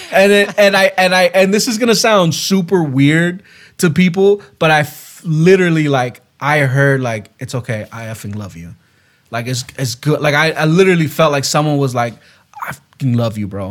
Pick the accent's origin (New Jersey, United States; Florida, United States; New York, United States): Florida, United States; West Palm Beach; moved away; also born or lived in Gainesville, Florida; I went back to my hometown, to West Palm Beach, Florida